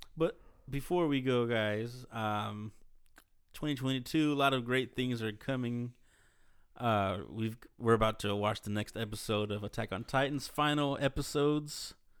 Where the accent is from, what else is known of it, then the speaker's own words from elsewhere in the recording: Dallas, Texas, United States; I'm from Oclif.